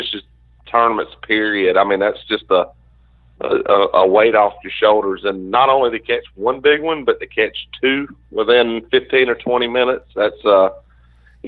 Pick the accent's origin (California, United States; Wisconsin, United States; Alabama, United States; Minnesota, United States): Alabama, United States; Mobile Delta; I grew up right here on the Mobile Delta, kind of, you know, the Tensaw Delta.